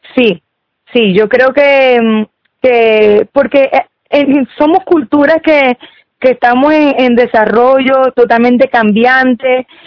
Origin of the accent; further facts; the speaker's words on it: Falcón, Venezuela; moved away as an adult; now in Los Ángeles, Chile; nosotros somos del Caribe, nosotros somos de la región del estado Falcón